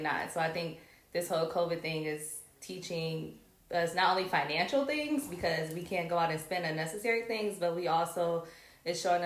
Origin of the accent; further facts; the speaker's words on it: Cleveland, Ohio, United States; moved away as an adult; now in Los Angeles, United States; I'm originally from Cleveland, Ohio. Moved to LA.